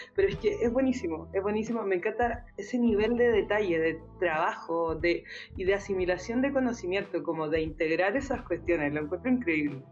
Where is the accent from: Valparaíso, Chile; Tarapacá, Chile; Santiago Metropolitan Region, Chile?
Santiago Metropolitan Region, Chile; Santiago; como santiaguino, santiaguina